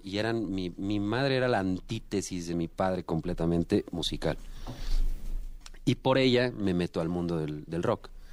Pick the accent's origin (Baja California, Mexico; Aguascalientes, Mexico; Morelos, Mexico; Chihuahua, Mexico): Aguascalientes, Mexico; en Aguascalientes, de donde yo soy, pues me pagaban. Entonces yo con 16 años ya trabajando en bares